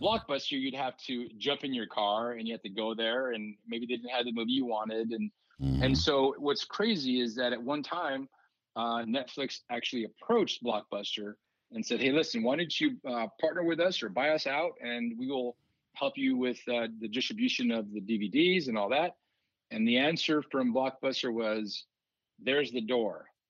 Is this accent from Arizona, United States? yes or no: yes; Douglas, Arizona, United States; So I grew up in Douglas, which is in Cochise County, right on the border of Mexico